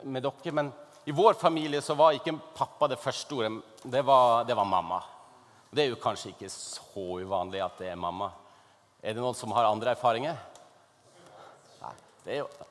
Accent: Northern Norway, Norway; i Nord-Norge, der jeg kommer fra

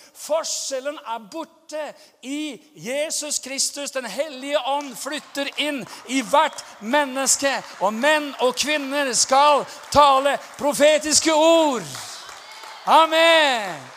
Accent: Norway; være i Amerika som nordmann

